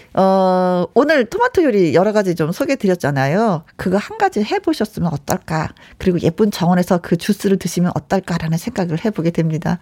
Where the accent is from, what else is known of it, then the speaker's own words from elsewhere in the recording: Jeolla, South Korea; 저도 전라도거든요